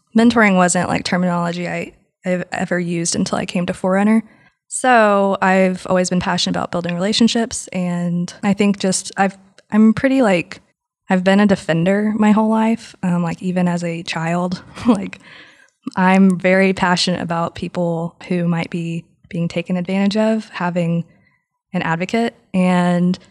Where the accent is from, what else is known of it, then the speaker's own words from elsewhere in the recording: West Texas, United States; also born or lived in Lubbock; I'm from West Texas